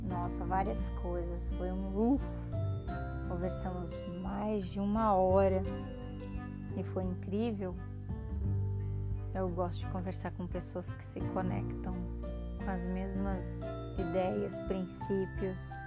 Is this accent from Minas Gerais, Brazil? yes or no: no; São Paulo, Brazil; accent: paulista; Falei com sotaque paulista porque eu sou paulista. Eu puxo S, o R, porque eu sou do interior, eu falo. É que como eu misturei muita coisa, morei em vários estados assim no Brasil, até a minha pré-adolescência.